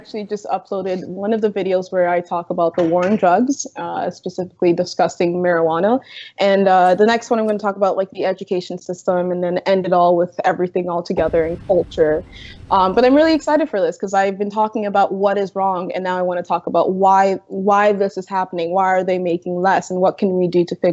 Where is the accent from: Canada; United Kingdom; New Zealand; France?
Canada; Toronto, Ontario; I grew up in Jane and Finch, which is basically a south side of Chicago light.